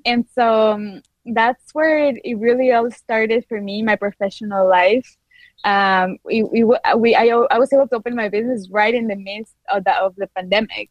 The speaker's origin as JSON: {"language": "English", "town": "Quito", "region": "Pichincha", "country": "Ecuador", "tie": "born or raised there", "second_language": "English", "moved": "as an adult", "lives_now": "Peoria, United States", "said": "I'm from Quito, Ecuador. So you might notice a little accent"}